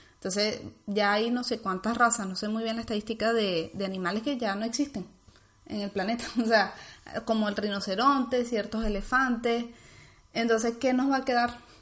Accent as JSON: {"language": "Spanish", "country": "Venezuela", "moved": "yes", "said": "venimos de Venezuela"}